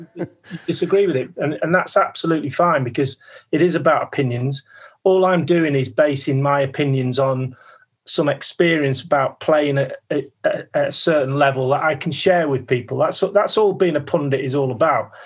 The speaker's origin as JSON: {"language": "English", "town": "Manchester", "region": "North West England", "country": "United Kingdom", "tie": "born or raised there", "also_born_or_lived": "London", "moved": "as an adult", "said": "I was a kid from Manchester, signing at 23, 24 into this huge football club"}